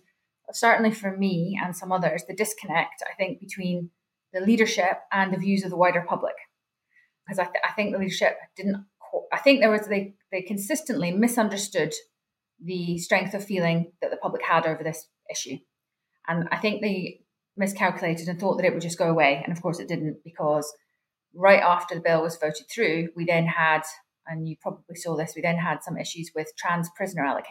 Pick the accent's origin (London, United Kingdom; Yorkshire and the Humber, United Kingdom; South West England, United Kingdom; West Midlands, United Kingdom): South West England, United Kingdom; Devon; moved away as an adult; also born or lived in Biggar, Scotland / Scotland; now in Edinburgh, United Kingdom; I grew up in Devon in a bit of a Scottish enclave, if you like.